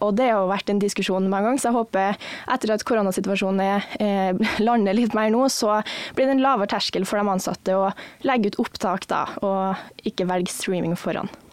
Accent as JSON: {"language": "Norwegian", "town": "Ørland", "region": "Trøndelag", "country": "Norway", "moved": "as an adult", "lives_now": "Kristiansand, Norway", "said": "jeg kommer fra Trøndelag, en plass som heter Ørland kommune"}